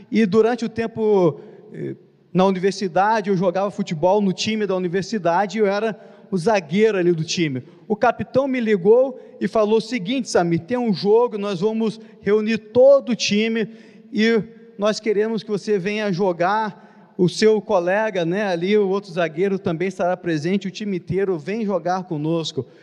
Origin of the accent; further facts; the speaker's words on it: Nova Friburgo, Rio de Janeiro, Brazil; now in Rio de Janeiro, Brazil; Vim de Nova Friburgo, aqui na Serra, no estado do Rio de Janeiro.